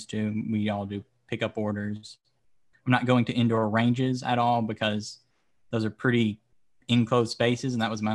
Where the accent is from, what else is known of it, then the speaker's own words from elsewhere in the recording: Louisiana, United States; moved away; also born or lived in South Florida; I am currently living in South Florida, but I'm from Louisiana